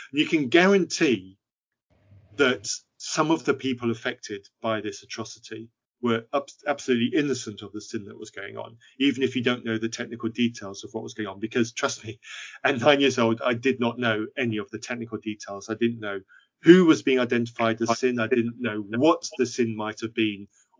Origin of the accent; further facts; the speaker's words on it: Zambia; growing up in Zambia, I was growing up on a farm which had some mission activity on it